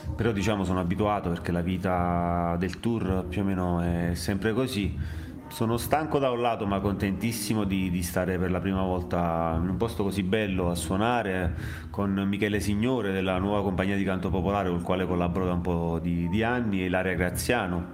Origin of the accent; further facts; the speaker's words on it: Arzano, Campania, Italy; moved away as an adult; also born or lived in Naples / Milan; sono nato a Napoli, sono cresciuto ad Arzano, che è questo paese attaccato a, mm, alla periferia nord di Napoli